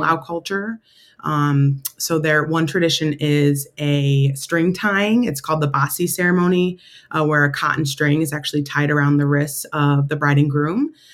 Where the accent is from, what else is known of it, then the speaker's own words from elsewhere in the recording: Syracuse, New York, United States; moved away as an adult; also born or lived in Rochester, New York; now in Washington, D.C., United States; Syracuse, New York, in my hometown.